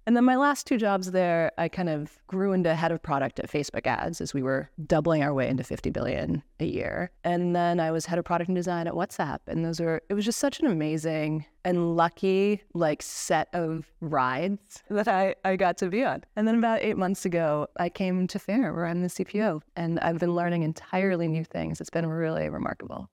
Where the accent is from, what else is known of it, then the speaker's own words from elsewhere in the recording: East Coast of the United States, United States; moved away; I'm originally from the East Coast of the States. I was born and raised in a little mining town.